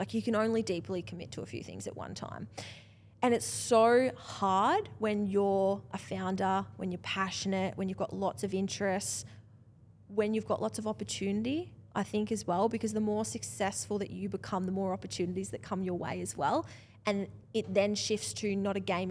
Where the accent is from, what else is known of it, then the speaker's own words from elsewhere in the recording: Australia; I'm Australian enough